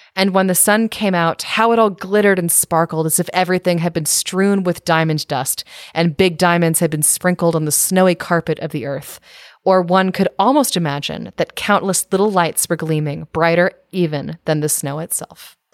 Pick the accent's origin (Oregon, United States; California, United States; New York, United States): California, United States; moved away; also born or lived in Maryland; I grew up in California and then I moved to Maryland